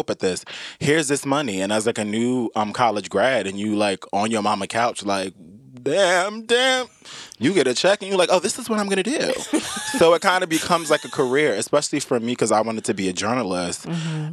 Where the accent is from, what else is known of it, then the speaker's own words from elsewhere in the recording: Teaneck, New Jersey, United States; also born or lived in Hoboken, New Jersey; I'm from Teaneck, New Jersey, but I was born in Hoboken.